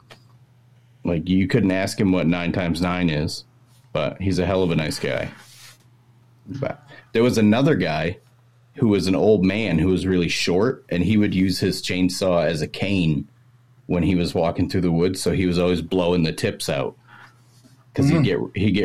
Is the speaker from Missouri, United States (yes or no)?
no; Maine, United States; accent: Maine accent; I am from Maine